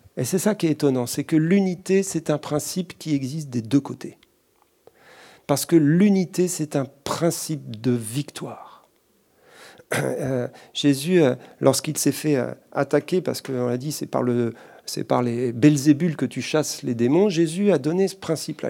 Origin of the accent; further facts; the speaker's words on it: France; chez nous en France.